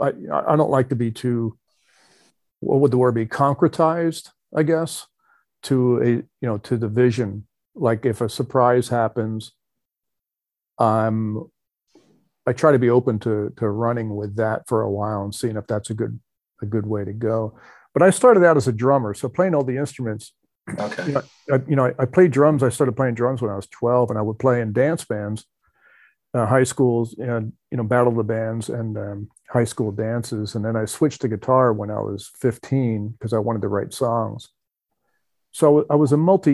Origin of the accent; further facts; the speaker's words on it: New Jersey, United States; I grew up in New Jersey